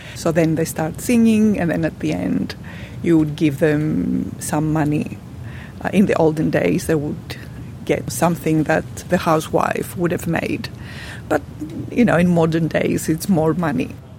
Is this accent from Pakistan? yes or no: yes; Pakistan; now in Australia; I'm from Pakistan originally